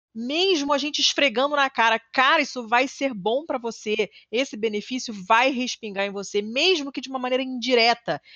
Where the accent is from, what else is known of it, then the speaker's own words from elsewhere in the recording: Rio de Janeiro, Brazil; na Zona Sul, que é de onde eu vim, como eu falei, eu sou muito privilegiada